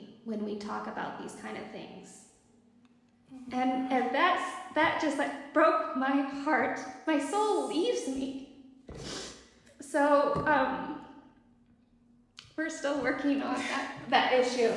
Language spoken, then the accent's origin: English; United States; moved away as an adult; now in Morocco; we are American